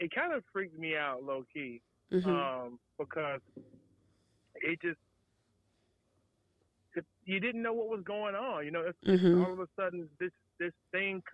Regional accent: Waxhaw, North Carolina, United States; I'm from Waxhaw, North Carolina, born and raised

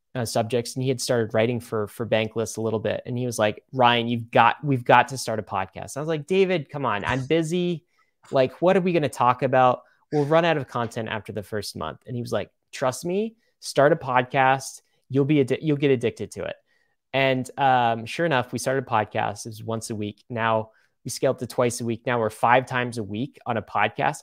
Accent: Canada; I was born in Canada

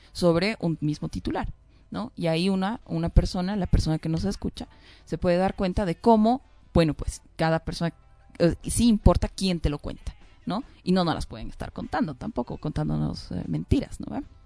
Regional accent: Bolivia; como ciudadanas, como bolivianas, como jóvenes

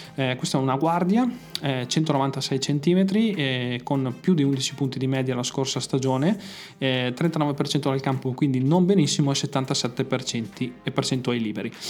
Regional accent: Mantua, Lombardy, Italy; io sono di Mantova

